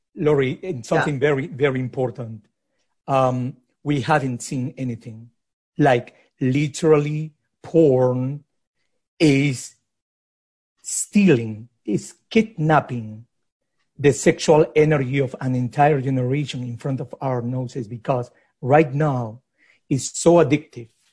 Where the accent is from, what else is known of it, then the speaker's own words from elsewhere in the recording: Lima, Peru; moved away; I grew up in Lima in a hyper conservative society